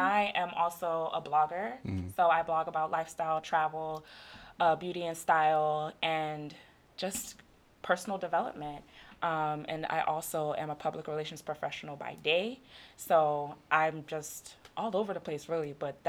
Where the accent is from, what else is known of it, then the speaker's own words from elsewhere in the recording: Ghana; We're from Ghana.